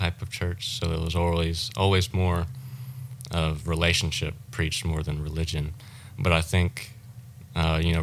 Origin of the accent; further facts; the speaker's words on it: South Mississippi, United States; moved away as an adult; now in Florida, United States; I grew up in Mississippi, South Mississippi.